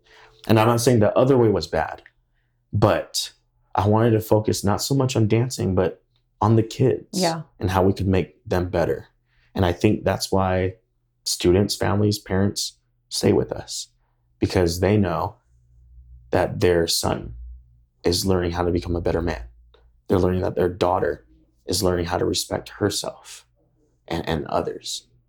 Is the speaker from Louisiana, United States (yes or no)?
no; Idaho, United States; When they hear we're from Idaho, they're like, Iowa?